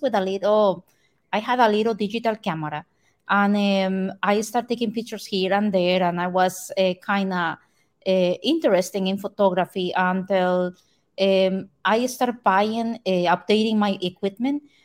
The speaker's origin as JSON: {"language": "English", "country": "Costa Rica", "moved": "yes", "lives_now": "Port St. Lucie, United States", "said": "I am from Costa Rica"}